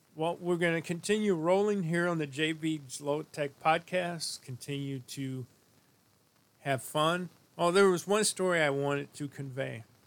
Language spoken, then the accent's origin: English; St. Louis, Missouri, United States; a friend of mine that I grew up with in St. Louis